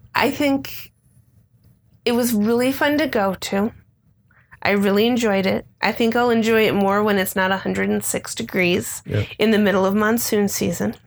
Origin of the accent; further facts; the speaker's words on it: Midwest, United States; now in Phoenix, United States; growing up in the Midwest